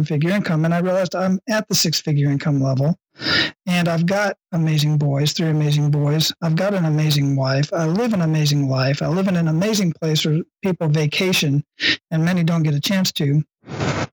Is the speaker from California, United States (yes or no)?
no; Phoenix, Arizona, United States; now in Hawaii, United States; I grew up in Phoenix, Arizona, Southwest Phoenix